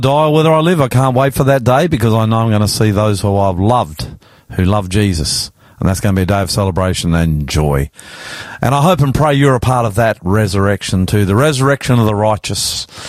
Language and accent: English; Australia; I'm the …